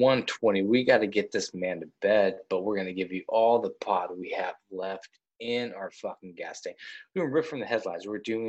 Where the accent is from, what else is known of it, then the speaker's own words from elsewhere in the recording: Kansas, United States; Because I grew up in Kansas